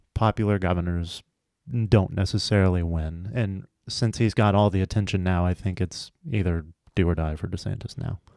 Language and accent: English; Texas, United States; growing up in Texas